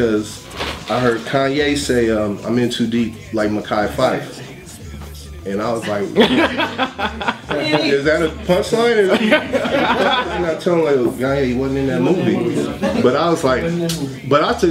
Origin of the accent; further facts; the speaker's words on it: California, United States; moved away; growing up in California